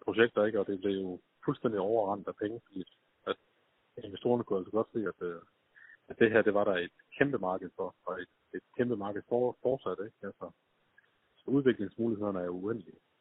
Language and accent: Danish; Skive, Central Denmark Region, Denmark; jeg var født og opvokset i Skive